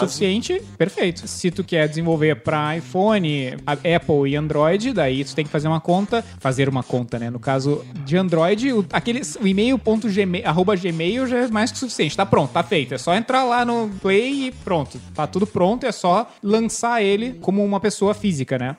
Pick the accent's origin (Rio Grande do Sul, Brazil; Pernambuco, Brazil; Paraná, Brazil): Rio Grande do Sul, Brazil; Porto Alegre; now in São Paulo, Brazil; Eu sou de Porto Alegre.